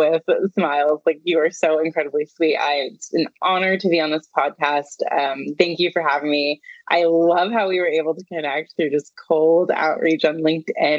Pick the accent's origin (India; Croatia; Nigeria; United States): United States; California; I grew up in California, born and raised